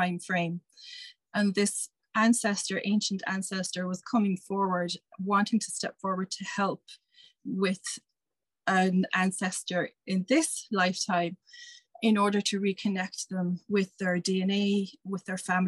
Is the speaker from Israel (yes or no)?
no; Ireland; as an Irish person